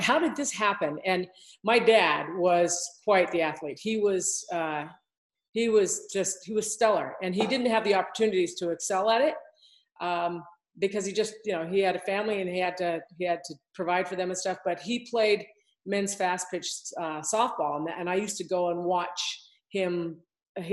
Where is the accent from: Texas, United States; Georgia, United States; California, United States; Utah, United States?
Utah, United States; Provo; also born or lived in Salt Lake City, Utah; I grew up here in Utah. I grew up in Provo